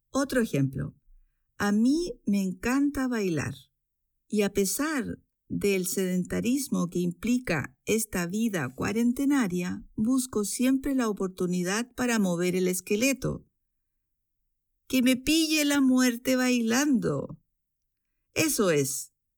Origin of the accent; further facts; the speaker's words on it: Chile; moved away as an adult; now in Switzerland; chilena, vivo en Suiza desde hace 12 años